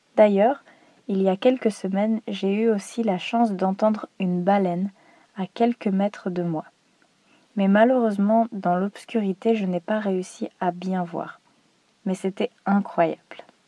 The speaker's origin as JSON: {"language": "French", "region": "Normandy", "country": "France", "tie": "born or raised there", "moved": "as an adult", "lives_now": "Croatia", "said": "Dans ma région natale, en Normandie, il y a beaucoup de nature et de forêts."}